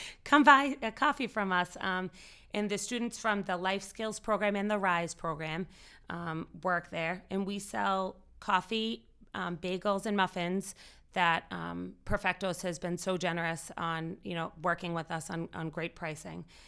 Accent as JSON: {"language": "English", "town": "Winchester", "region": "Massachusetts", "country": "United States", "tie": "born or raised there", "said": "I was born and raised in Winchester"}